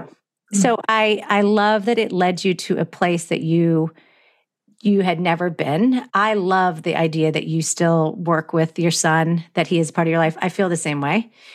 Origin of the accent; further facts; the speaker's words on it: Florida, United States; now in Los Angeles, United States; But I grew up on the East Coast. I grew up in Florida